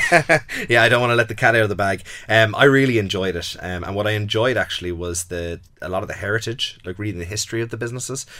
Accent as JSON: {"language": "English", "country": "Ireland", "tie": "born or raised there", "said": "I'm very comfortable with Ireland. You know, I grew up here"}